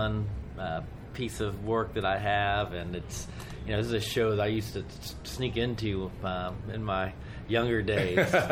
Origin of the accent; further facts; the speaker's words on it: Dayton, Ohio, United States; moved away as an adult; now in Washington, D.C., United States; I've been born and raised in Dayton, Ohio.